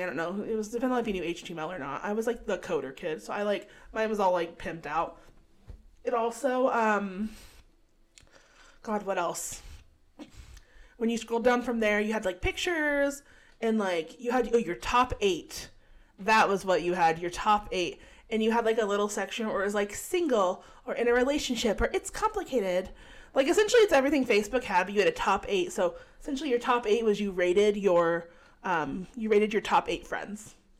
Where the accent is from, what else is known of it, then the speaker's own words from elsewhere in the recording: California, United States; I grew up in California